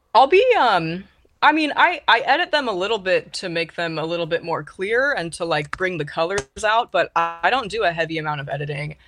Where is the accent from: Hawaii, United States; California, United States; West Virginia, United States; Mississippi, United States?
California, United States; Ventura; moved away as an adult; now in Seattle, United States; I'm from Southern California, Ventura.